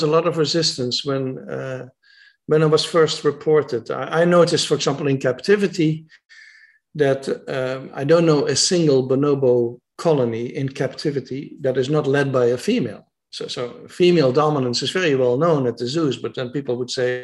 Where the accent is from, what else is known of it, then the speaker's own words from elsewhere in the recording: Netherlands; I'm from the Netherlands, of Dutch men